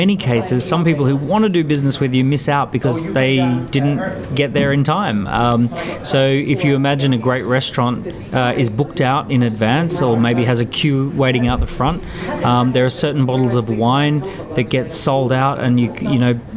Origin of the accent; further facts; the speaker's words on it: Australia; moved away as an adult; now in London, United Kingdom; I grew up in Australia but have spent the last 12 years in London.